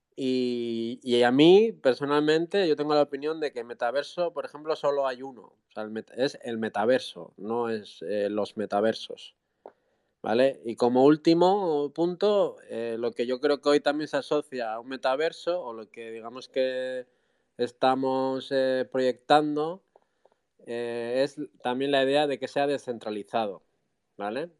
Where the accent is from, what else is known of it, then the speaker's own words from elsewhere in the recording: Basque Country, Spain; soy del País Vasco